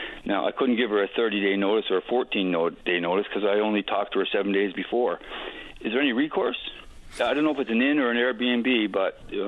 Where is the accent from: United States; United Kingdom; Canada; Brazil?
Canada; St. John's, Newfoundland and Labrador; now in Burnaby, Canada; I'm calling from Burnaby this morning. I'm from St. John's.